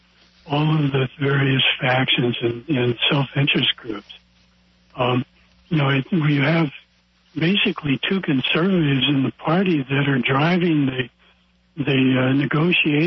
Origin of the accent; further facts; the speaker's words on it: Iowa, United States; in my hometown in Iowa